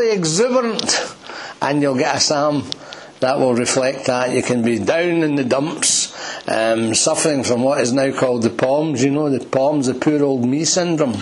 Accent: Glasgow, Scotland, United Kingdom; I had spent my childhood in Lambhill. I'm one of the lambs, we're both lambs from Lambhill. And I was in Lambhill from I was 3 till I was 13

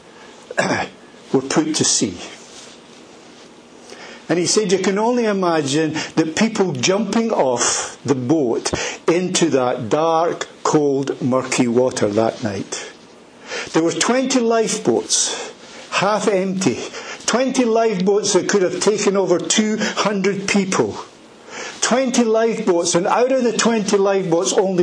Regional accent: Edinburgh, Scotland, United Kingdom; I was born in Edinburgh, in a place called Leith, and I grew up there.

